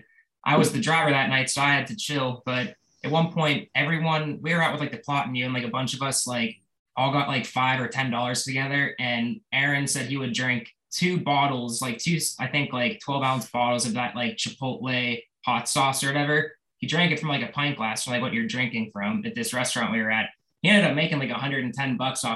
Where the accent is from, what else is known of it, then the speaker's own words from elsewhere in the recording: Pittsburgh, Pennsylvania, United States; my hometown Pittsburgh